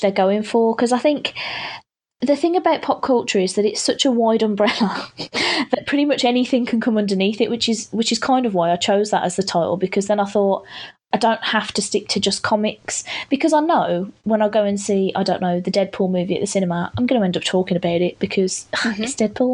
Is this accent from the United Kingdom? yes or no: yes; United Kingdom; I'm being so British